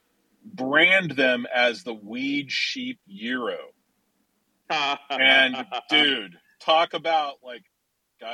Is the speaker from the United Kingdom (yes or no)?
no; Chicago, Illinois, United States; I'm from Chicago